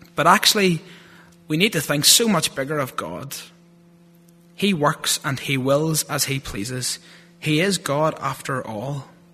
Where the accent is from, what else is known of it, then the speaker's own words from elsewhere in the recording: Lurgan, Northern Ireland, United Kingdom; accent: thick Lurgan; my thick Lurgan accent